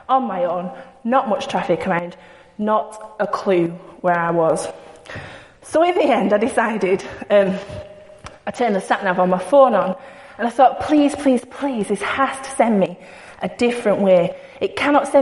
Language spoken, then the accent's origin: English; Bacup, North West England, United Kingdom; I don't say the word dude. I'm from Bacup. That doesn't happen. We don't say dude